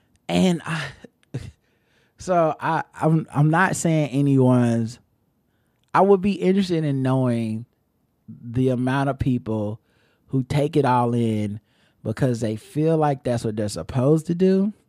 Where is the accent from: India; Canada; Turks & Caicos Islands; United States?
United States; Philadelphia, Pennsylvania; Growing up in Philadelphia, I remember them being called grinders.